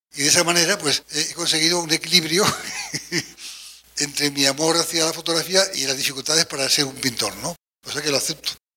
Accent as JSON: {"language": "Spanish", "region": "Aragon", "country": "Spain", "said": "soy aragonés y un poco bárbaro"}